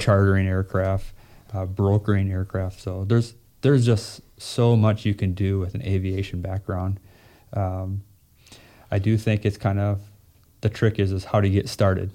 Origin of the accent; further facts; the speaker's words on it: Minnesota, United States; moved away; also born or lived in North Carolina / Fargo, North Dakota; I'm from Minnesota.